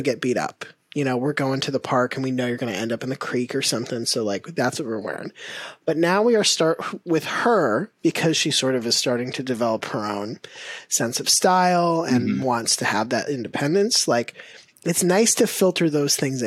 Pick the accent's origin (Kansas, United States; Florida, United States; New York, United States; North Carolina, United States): Florida, United States; growing up in Florida, you're like playing outside all the time